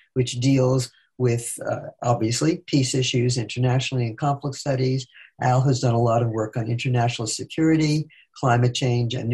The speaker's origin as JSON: {"language": "English", "town": "New York City", "region": "New York", "country": "United States", "tie": "born or raised there", "also_born_or_lived": "England / Sweden / Italy", "moved": "as an adult", "lives_now": "Detroit, United States", "said": "I grew up in Brooklyn, New York. And moved to Detroit in 1964"}